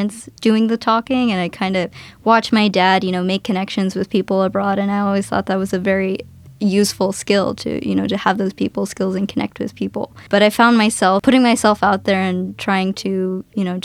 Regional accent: near Huntsville, Alabama, United States; I'm from Alabama, actually in America

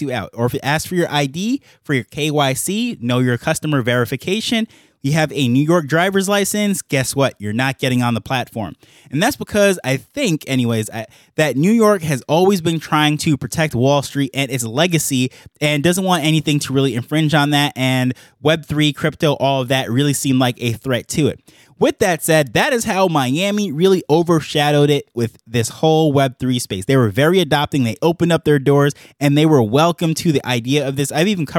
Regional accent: Jamaica; now in United States; when I came to the US from Jamaica, that was the first city that I landed in. That's where we flew into from Jamaica, and that was my contact point with the country.

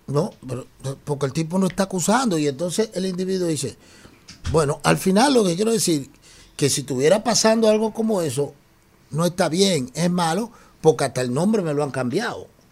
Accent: Dominican Republic; nosotros aquí somos dique dominicanos

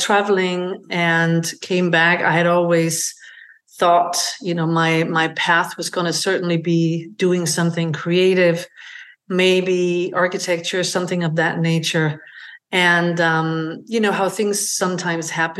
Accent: Denmark; moved away as an adult; I am originally from Denmark. I grew up on a working farm in rural Denmark.

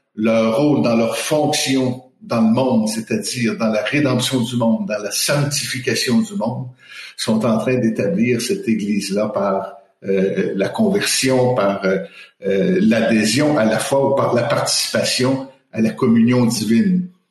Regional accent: Quebec, Canada; moved away as an adult; also born or lived in Colombia; now in Montreal, Canada; je suis québécois d'origine. J'ai vécu dix ans euh, en Amérique latine.

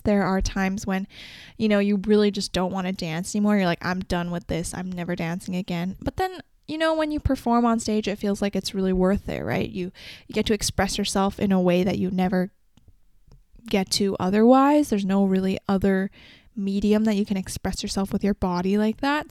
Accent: Canada; also born or lived in China; I was born in China in April, and then I moved that year, that December, to Canada with my mom and dad.

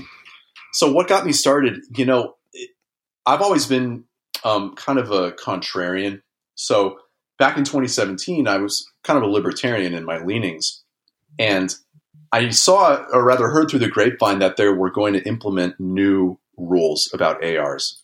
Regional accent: Los Angeles, California, United States; I grew up in Los Angeles in kind of a suburban L A neighborhood

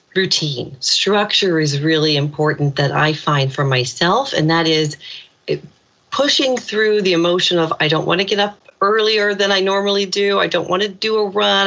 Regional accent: Indiana, United States; moved away as an adult; now in Ireland; When I was a little kid growing up in Indiana

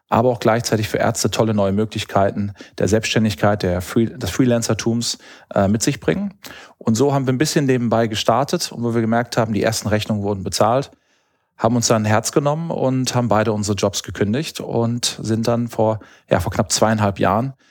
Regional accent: Hamm, North Rhine-Westphalia, Germany; now in Düsseldorf, Germany; Also ich bin ursprünglich Westfale, äh, komme aus Hamm in Westfalen, habe in Münster studiert und dann hat es mich über Düsseldorf äh, Richtung Asien verschlagen

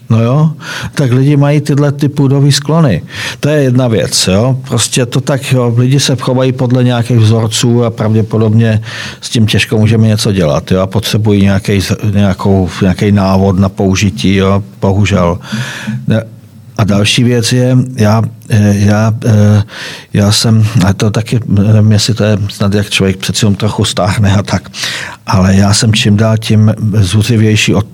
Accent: Moravia, Czechia; byť se, cítit, byť jsem Moravan, ale tam tu část, tady ty východní Moravy neznám.

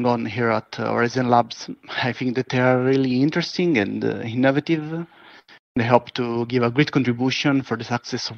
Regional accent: Cosenza, Calabria, Italy; now in Milan, Italy; I was born in Cosenza, a small city in the south of Italy. Now I'm currently located in Milan.

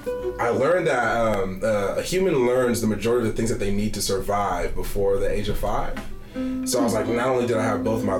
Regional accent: Bay Area, California, United States; moved away as an adult; also born or lived in Texas; now in Arkansas, United States; I'm from the Bay Area, California.

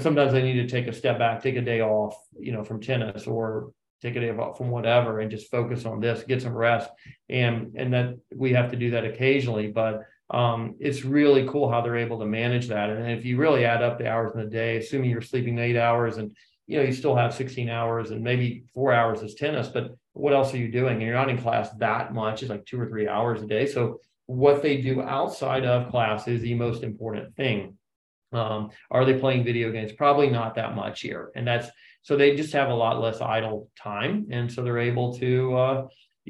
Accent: Charlotte, North Carolina, United States; now in Princeton, United States; you and I grew up in Charlotte

